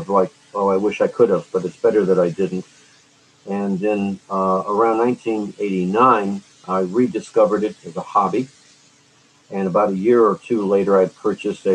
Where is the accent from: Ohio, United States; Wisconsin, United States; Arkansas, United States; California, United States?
Ohio, United States; Cleveland; Cleveland in 1966, my hometown